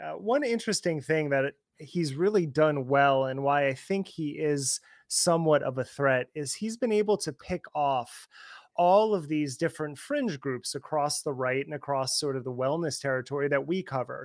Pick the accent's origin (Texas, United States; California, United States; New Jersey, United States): New Jersey, United States; I'm from that area, I'm from Jersey